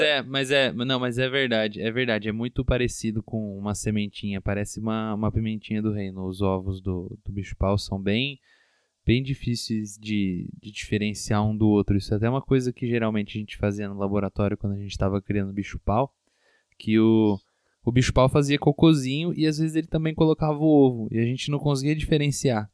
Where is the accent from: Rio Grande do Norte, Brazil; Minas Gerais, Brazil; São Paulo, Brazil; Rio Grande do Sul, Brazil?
São Paulo, Brazil; Matão; a minha cidade natal, que é Matão, é uma cidade de 80 mil habitantes